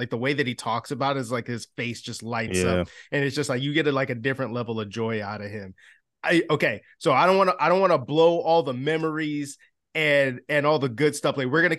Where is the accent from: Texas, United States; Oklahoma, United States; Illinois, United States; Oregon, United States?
Illinois, United States; Chicago; like Thomas Jones, because I grew up in Chicago.